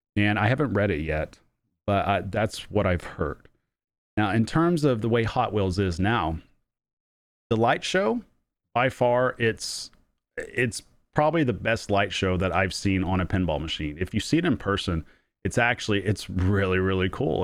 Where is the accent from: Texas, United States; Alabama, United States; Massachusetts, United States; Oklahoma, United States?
Oklahoma, United States; I'm from Oklahoma